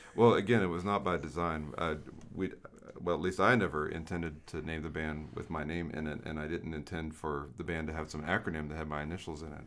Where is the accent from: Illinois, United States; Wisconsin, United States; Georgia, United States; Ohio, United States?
Georgia, United States; Savannah; my hometown, Savannah, Georgia